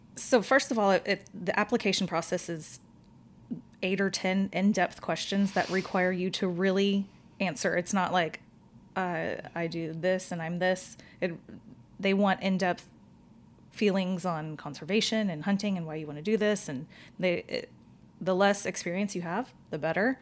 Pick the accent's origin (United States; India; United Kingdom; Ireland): United States; Katy, Texas; born or raised there; also born or lived in Houston, Texas